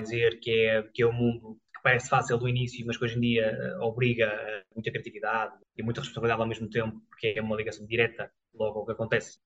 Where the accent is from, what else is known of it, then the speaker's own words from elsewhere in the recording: Cinfães, Portugal; moved away; also born or lived in Viseu; eu também sou natural de Sinfãs